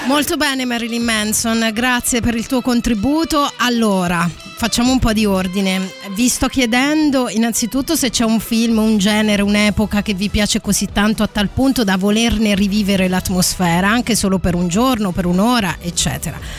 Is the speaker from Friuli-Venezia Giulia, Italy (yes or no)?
no; Abruzzo, Italy; abbiamo parlato bene dell'Abruzzo, mia terra d'origine